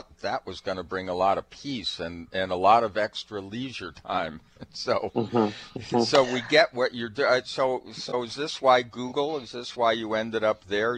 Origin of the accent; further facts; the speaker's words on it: Seattle, Washington, United States; Well, hey, we're from Seattle, so we're going to find out what this is all about.